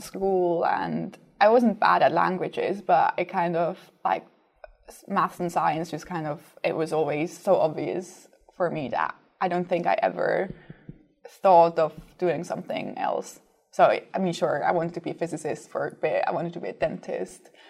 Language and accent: English; Basel, Basel-Stadt, Switzerland; moved away as an adult; now in London, United Kingdom; I'm from Switzerland, from the northwest, a city called Basel